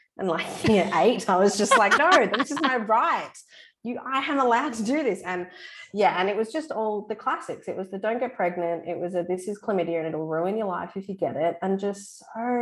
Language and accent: English; Darwin, Northern Territory, Australia; moved away as an adult; also born or lived in Melbourne, Victoria; I'm from Darwin in the Northern Territory originally, and I moved to Melbourne, Vic, to do study and to go to uni.